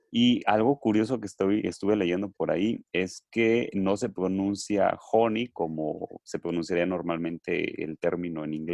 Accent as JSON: {"language": "Spanish", "country": "Mexico", "said": "pues valorar y rescatar esta parte de nuestra identidad como, mexicanos."}